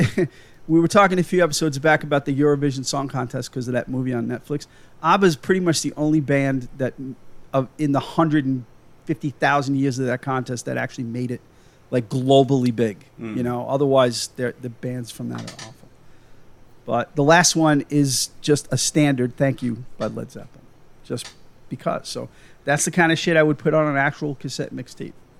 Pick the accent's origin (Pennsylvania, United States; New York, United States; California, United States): New York, United States; accent: Long Island; moved away as an adult; now in Massachusetts, United States; I'm from New York